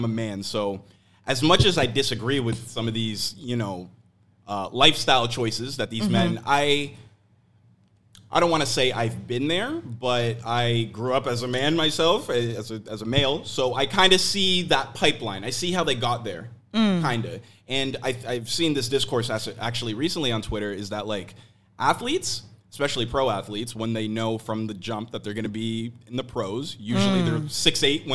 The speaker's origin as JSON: {"language": "English", "town": "Oakville", "region": "Ontario", "country": "Canada", "tie": "born or raised there", "also_born_or_lived": "Toronto", "said": "I grew up in Oakville, which is a very white city"}